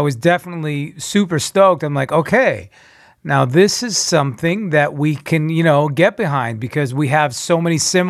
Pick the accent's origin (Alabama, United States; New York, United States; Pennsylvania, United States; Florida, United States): New York, United States; now in Los Angeles, United States; I'm originally from New York, East Coast